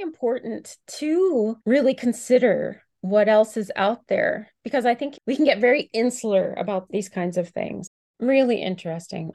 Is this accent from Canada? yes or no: yes; Canada; here I am as a Canadian